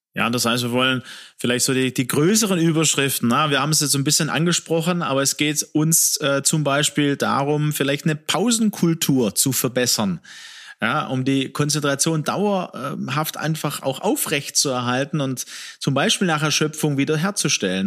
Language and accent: German; Swabia, Germany; ich komme aus dem Schwäbischen